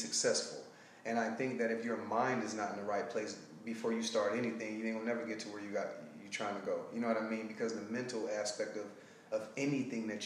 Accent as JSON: {"language": "English", "town": "Detroit", "region": "Michigan", "country": "United States", "also_born_or_lived": "Alabama / Sacramento", "moved": "as an adult", "lives_now": "California, United States", "said": "Well, I'm from Detroit, Michigan. I left there and I got a full track scholarship to Alabama State"}